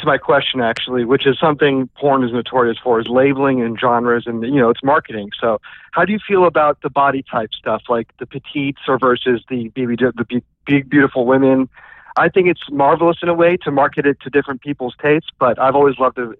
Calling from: Orlando, Florida, United States; calling from Orlando, Florida.

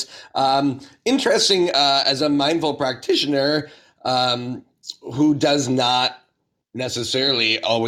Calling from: Kitchener, Ontario, Canada; I'm broadcasting from Kitchener, Ontario, which is the traditional territory of the Haudenosaunee, Neutral, and Anishinaabe people.

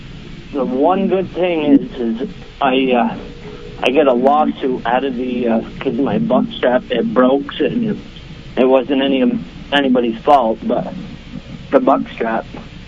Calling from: Vermont, United States; I'm calling from Vermont.

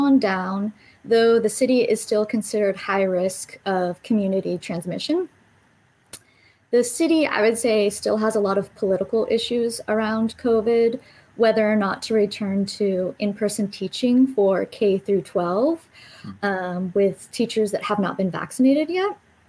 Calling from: Philadelphia, Pennsylvania, United States; I'm calling from Philadelphia in the city

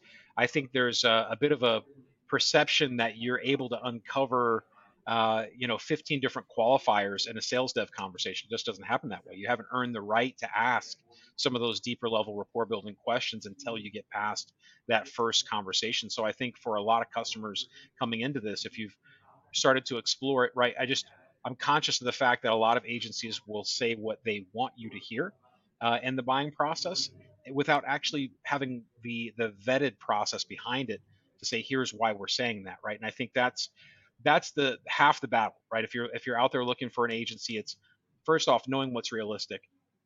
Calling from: Tampa, Florida, United States; just outside of Tampa.

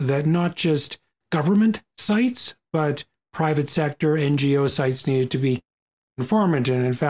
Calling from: Ontario, Canada; I come to you from Ontario. Here we are in Ontario, where the ecosystem has truly shifted.

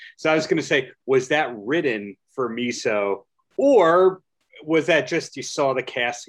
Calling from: New York, United States; I am dialing in from New York.

